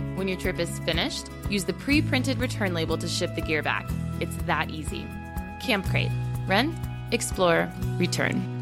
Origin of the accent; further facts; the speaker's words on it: the American West, United States; I'm from the American West